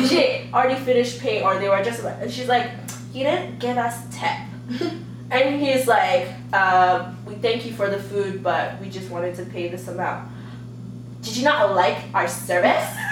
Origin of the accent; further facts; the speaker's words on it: Calgary, Alberta, Canada; also born or lived in Nigeria / United States; now in Vancouver, Canada; when I grew up in Calgary